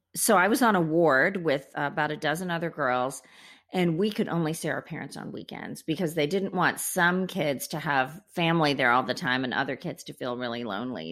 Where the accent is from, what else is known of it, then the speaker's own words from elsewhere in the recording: India; moved away; I was born in India